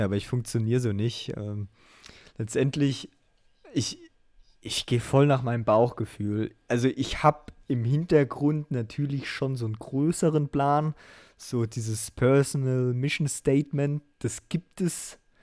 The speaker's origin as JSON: {"language": "German", "region": "southern Hesse", "country": "Germany", "said": "ich komm aus, aus Hesse, in Südhesse"}